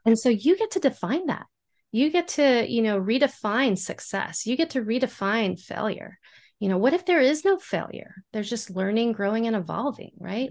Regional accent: San Antonio, Texas, United States; I am from San Antonio, Texas

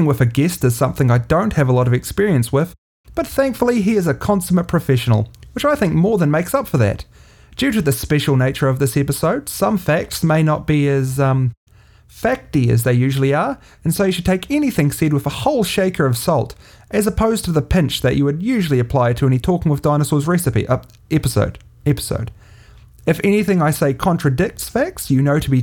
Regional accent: New Zealand; I'm a podcaster from New Zealand

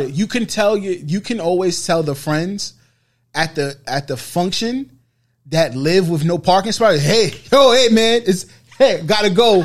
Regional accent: New York City, New York, United States; growing up on the Bro, uh, on Boston Road

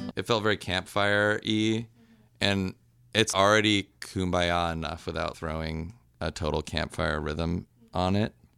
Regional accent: Orange County, California, United States; also born or lived in Seattle; now in Oakland, United States; I grew up in Orange County until I was early 20s, and then I moved to Seattle for a while

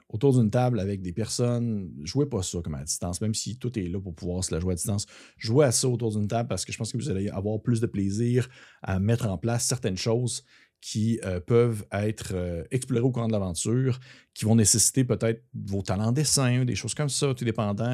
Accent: Quebec, Canada; accent: gros accent québécois; Tout mon gros accent québécois qui ressort

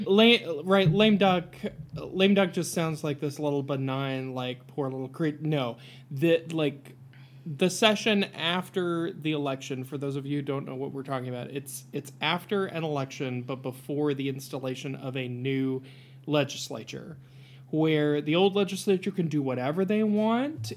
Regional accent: Appalachia, Ohio, United States; I'm an Appalachian

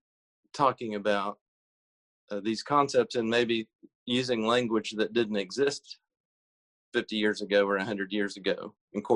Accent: southern Illinois, United States; I'm from Illinois, but the southern part of the state. So sort of in a rural area in Illinois

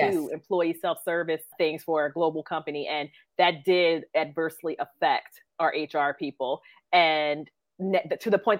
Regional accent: New Jersey, United States; I'm from South Jersey

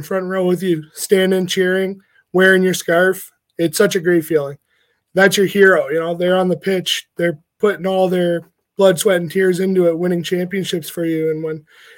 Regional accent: Hamilton, Ontario, Canada; I'm born and raised in Hamilton

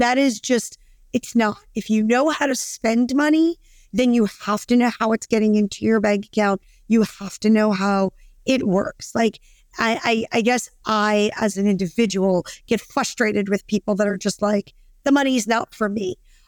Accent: Brooklyn, New York, United States; I'm a girl from Brooklyn

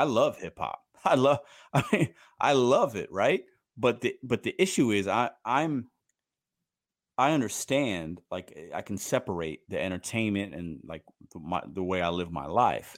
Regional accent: Chicago, Illinois, United States; growing up in Chicago

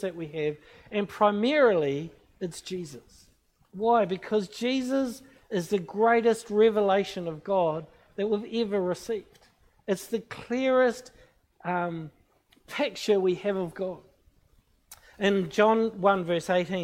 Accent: New Zealand; I'm from New Zealand. I'm a Christian

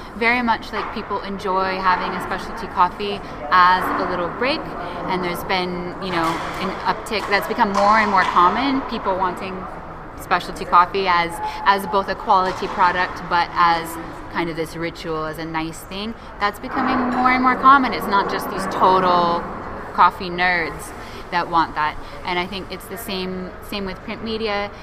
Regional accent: Seattle, Washington, United States; moved away as an adult; also born or lived in England; now in Brazil; my, my hometown, Seattle

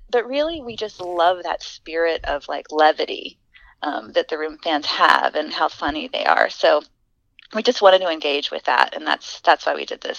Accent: the South, United States; accent: Southern; i'm trying to lose my southern accent and i'm taking like accent reduction courses

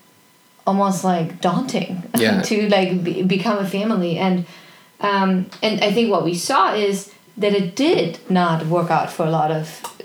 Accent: Germany; moved away; I was born in Germany, I grew up in an incredibly loving family.

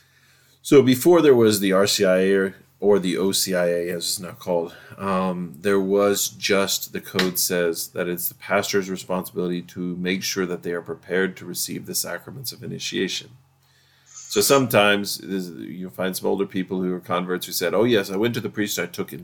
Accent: United States; We're very American and we're very pragmatic

